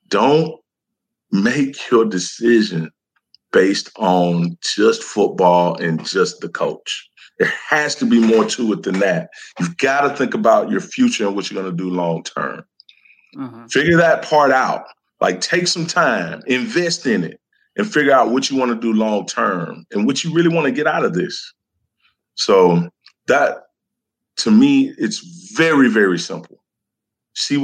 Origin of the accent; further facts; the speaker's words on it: Decatur, Georgia, United States; I'm from Decatur, Georgia